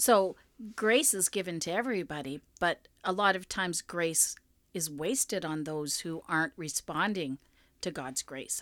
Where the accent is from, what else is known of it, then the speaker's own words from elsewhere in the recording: Winnipeg, Manitoba, Canada; I was from Winnipeg